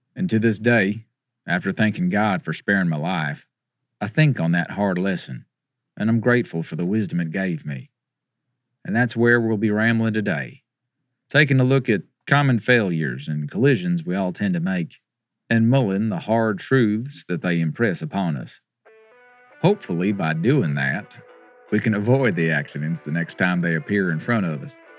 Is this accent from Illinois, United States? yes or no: no; California, United States; as a Californian